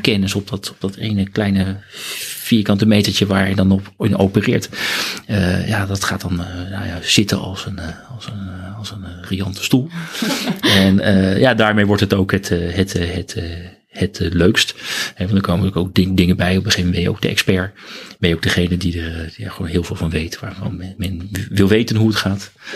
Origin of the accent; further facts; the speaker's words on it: Benthuizen, South Holland, Netherlands; Ik kom uit een, een, een, een dorpje in Zuid-Holland. Tussen Den Haag en Leiden in.